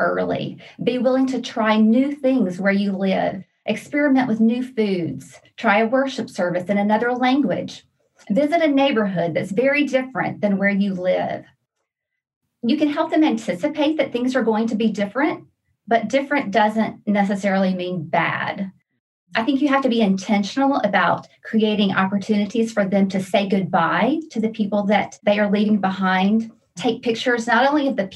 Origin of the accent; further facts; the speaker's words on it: Louisiana, United States; moved away as an adult; also born or lived in Brazil / Romania / Czech Republic; now in Virginia, United States; I'm originally from Louisiana